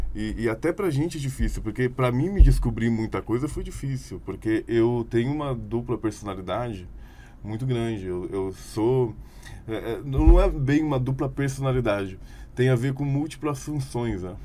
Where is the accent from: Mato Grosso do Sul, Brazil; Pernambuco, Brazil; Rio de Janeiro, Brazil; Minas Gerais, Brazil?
Minas Gerais, Brazil; Belo Horizonte; now in Campinas, Brazil; hoje eu tenho 30 anos. É nasci em Belo Horizonte.